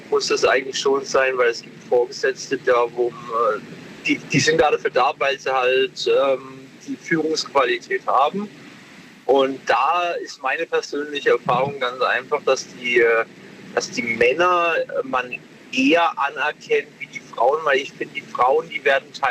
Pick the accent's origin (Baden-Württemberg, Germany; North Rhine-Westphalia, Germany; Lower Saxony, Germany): Baden-Württemberg, Germany; Pforzheim; Genau, ich komme aus Pforzheim.